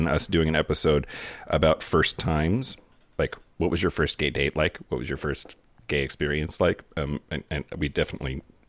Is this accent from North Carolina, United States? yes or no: no; California, United States; the blue state of California, and then went to a very liberal college campus in Santa Barbara. In my hometown, I always felt too gay